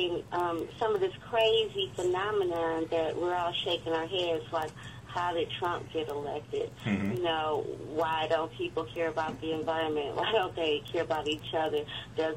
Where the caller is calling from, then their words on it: Detroit, Michigan, United States; I'm calling from Detroit